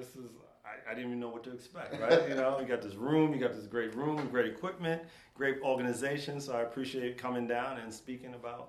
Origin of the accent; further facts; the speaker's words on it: New York City, New York, United States; moved away as an adult; now in St. Louis, United States; I grew up in the Bronx when you saw all those old movies and kids running around drinking out of fire hydrants.